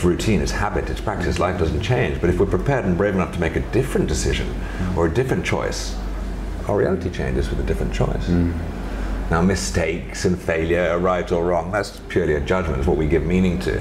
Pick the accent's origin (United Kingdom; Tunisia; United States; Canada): United Kingdom; London; I grew up in England and London